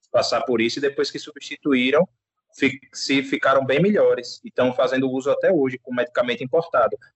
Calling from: Aracaju, Sergipe, Brazil; Eu, tudo bem, eu falo de Aracaju, Sergipe.

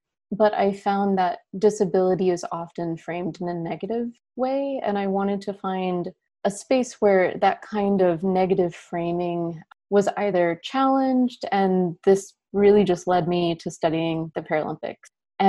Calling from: Philadelphia, Pennsylvania, United States; I'm tuning in from Philadelphia, where it is 90 degrees Fahrenheit.

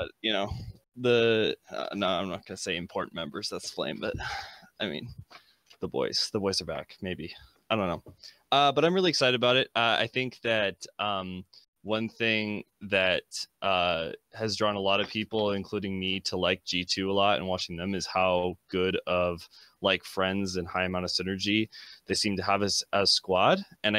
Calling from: Boise, Idaho, United States; Boise, Idaho.

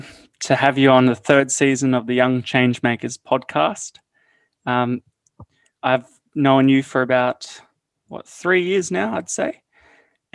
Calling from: Australia; I'm calling from Australia

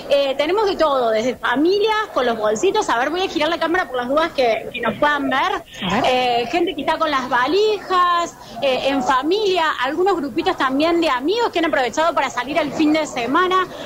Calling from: Villa Carlos Paz, Córdoba, Argentina; Les cuento que estoy en la terminal eh, de colectivos, la terminal de ómnibus de Villa Carlos Paz.

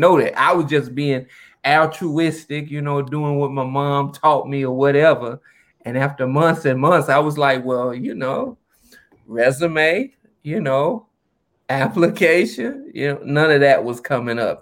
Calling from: Atlanta, Georgia, United States; I'm calling from Atlanta, Georgia.

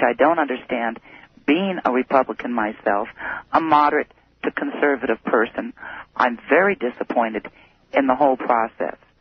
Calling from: Fairbanks, Alaska, United States; I'm calling from Fairbanks

